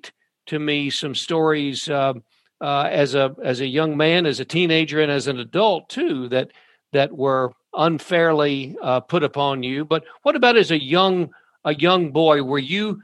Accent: Glasgow, Kentucky, United States; I'm from the neighboring county and neighboring town. We were a big city, Glasgow, compared to Horse Cave

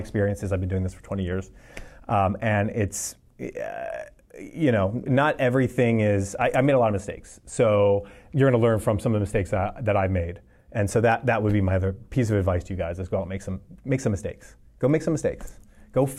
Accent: Philadelphia, Pennsylvania, United States; moved away as an adult; also born or lived in Santa Barbara / Los Angeles; I'm coming from Philadelphia

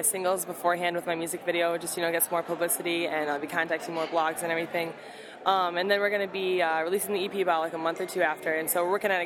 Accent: Mason, Michigan, United States; moved away as an adult; now in Chicago, United States; Originally from Mason, Michigan. It's like a country town outside of Lansing

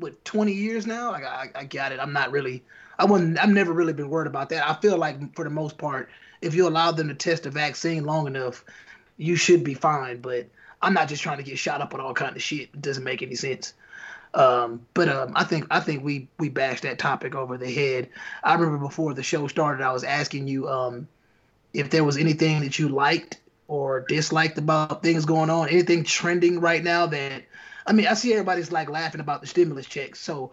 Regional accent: Chicago, Illinois, United States; Chicago, Nigerian background.

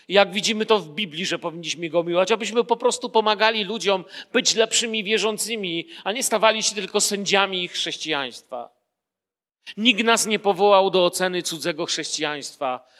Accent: Poland; urodziłem się w Polsce

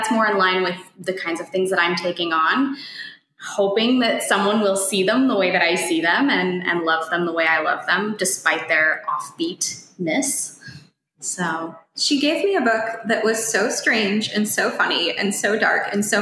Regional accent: Colorado, United States; I'm from Colorado, and so people in a small town will often say

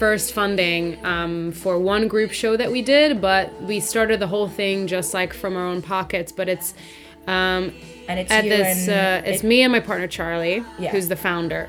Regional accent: Hungary; English is a second language; now in London, United Kingdom; I'm from Hungary. Moved to London about 5 years ago. And even though my accent doesn't sound like any of those things, but I sort of got it from YouTube videos

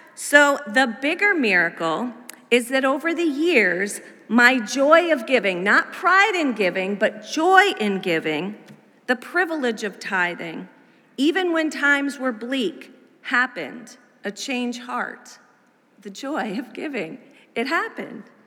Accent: Massachusetts, United States; our little family with a toddler sized three month old moved to New England, where I grew up as a preacher's kid

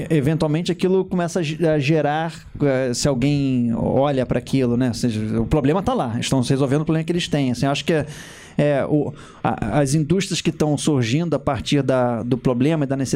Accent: Rio de Janeiro, Brazil; não, a gente é do Brasil

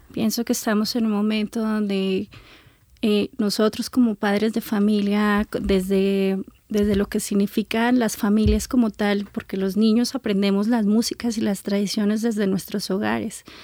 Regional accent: Colombia; lo, realmente de lo que somos colombianos y de dónde venimos como tal.

